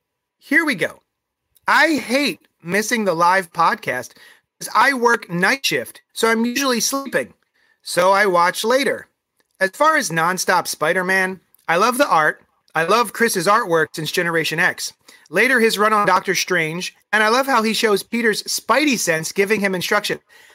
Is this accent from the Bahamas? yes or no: yes; Bahamas; I guess because it's a relaxing color from growing up in the Bahamas.